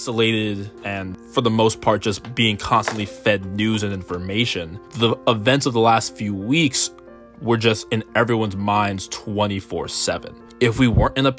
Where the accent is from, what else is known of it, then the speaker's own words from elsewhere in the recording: Philadelphia, Pennsylvania, United States; Originally from Philadelphia, Pennsylvania